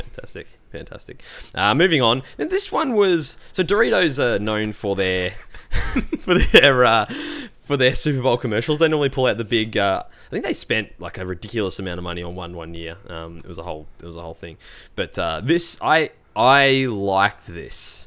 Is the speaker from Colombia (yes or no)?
no; Australia; I'm an Aussie